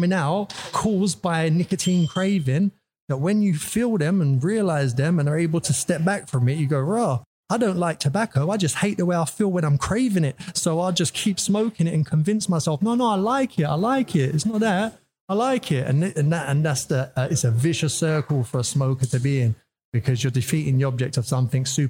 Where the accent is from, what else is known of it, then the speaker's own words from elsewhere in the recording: London, United Kingdom; From London, Northwest London.